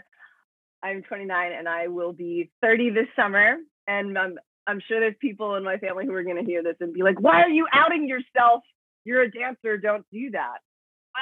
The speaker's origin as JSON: {"language": "English", "town": "Miami", "region": "Florida", "country": "United States", "tie": "born or raised there", "also_born_or_lived": "Dominican Republic", "said": "I was born in the Dominican Republic. I come from a Dominican family. And I grew up in Miami since I was like about a year old."}